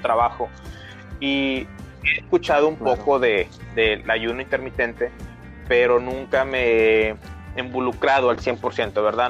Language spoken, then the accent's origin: Spanish; Brownsville, Texas, United States; Somos de Bronzeville, Texas, es ciudad fronteriza con México, entonces hablamos mucho español por acá.